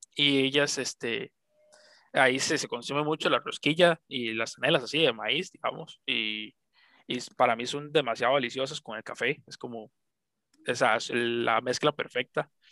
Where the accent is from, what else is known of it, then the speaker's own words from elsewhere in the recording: Costa Rica; nací aquí en Costa Rica